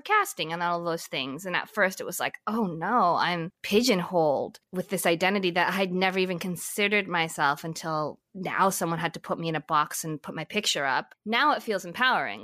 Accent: Vancouver, British Columbia, Canada; I grew up in Vancouver. That's where I did most of like my middle school, high school experience. I mean, I've I've, I've jumped all over the place before that, but I just say I'm from Vancouver

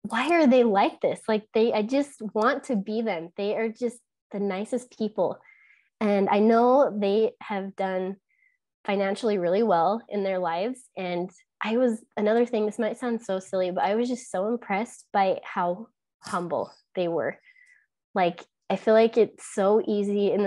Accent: Utah, United States; growing up in Utah

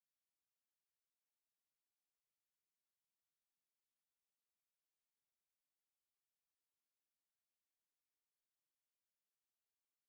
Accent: San Antonio, Texas, United States; We are from San Antonio

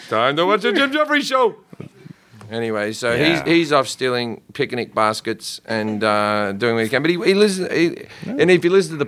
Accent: Australia; now in United States; I'm Australian

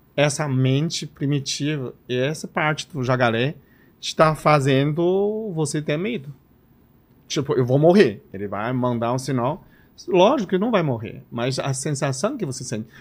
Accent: Liaoning, China; accent: Chinese; Portuguese is a second language; moved away as an adult; also born or lived in Recife, Brazil; now in Campinas, Brazil; Eu nasci na China chamada Tianchang, que é uma província de Liaoning.

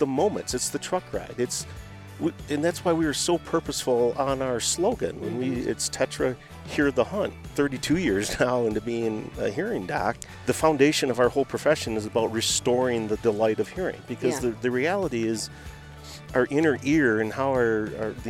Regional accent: Midwest, United States; now in Nashville, United States; growing up in the Midwest

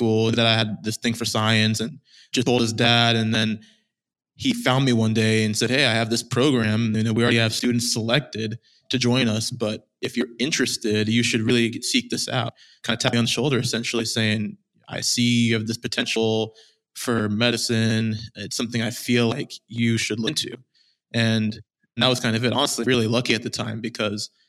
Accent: Austin, Texas, United States; I was born and raised in Austin, Texas

